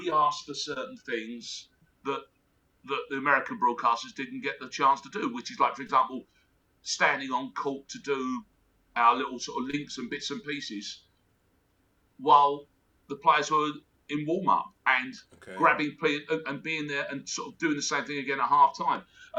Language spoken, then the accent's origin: English; Australia; moved away; also born or lived in England; Australia, obviously.